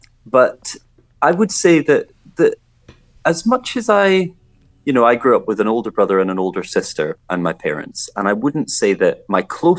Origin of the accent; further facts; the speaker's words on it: Scotland, United Kingdom; growing up in Scotland, you are surrounded quite completely by a real rich history of arts and culture.